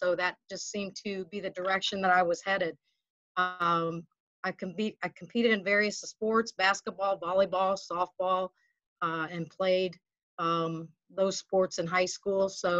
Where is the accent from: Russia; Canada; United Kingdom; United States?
United States; Flint, Michigan; also born or lived in Illinois / Pennsylvania / Arizona; I was born in Illinois, so from up north. And in my early years of school, I lived in Pennsylvania and Arizona, and grew up in my junior high, high school, and college years in Michigan.